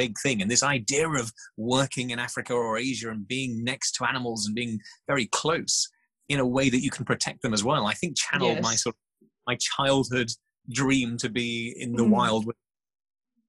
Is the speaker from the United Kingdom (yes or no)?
yes; Norfolk, East of England, United Kingdom; I grew up in Norfolk, right by the sea